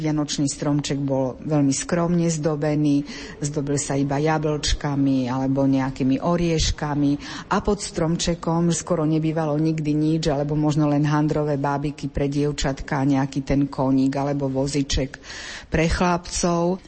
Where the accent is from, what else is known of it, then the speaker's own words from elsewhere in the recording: eastern Slovakia, Slovakia; u nás na východe sa tomu hovorilo bobajky